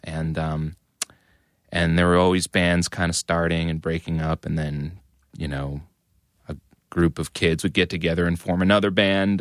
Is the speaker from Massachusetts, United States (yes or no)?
yes; Methuen, Massachusetts, United States; I grew up in Methuen, which is a suburb of Massachusetts, uh, about a half